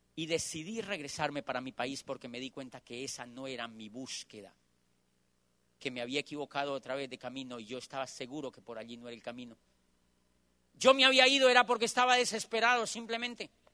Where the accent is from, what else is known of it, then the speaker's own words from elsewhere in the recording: Colombia; moved away as an adult; yo soy de Colombia